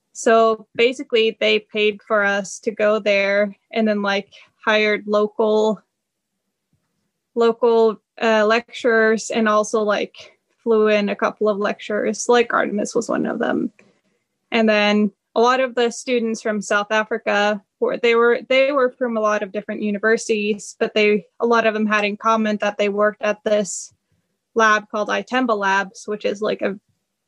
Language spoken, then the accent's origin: English; near Oslo, Oslo area, Norway; moved away as an adult; also born or lived in North Carolina, United States / Sweden; now in Michigan, United States; I'm from like very close to the Oslo area